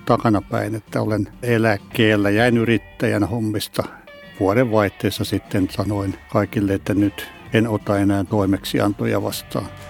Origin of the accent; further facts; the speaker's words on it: Hausjärvi, Kanta-Häme, Finland; Olen syntyperäinen hausjärveläinen ja asun siellä edelleen